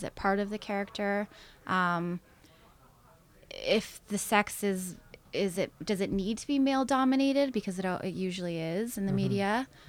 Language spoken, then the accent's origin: English; Canada; especially as Canadian women, we're taught to not really, you know, want to use our sexuality or our beauty to our advantage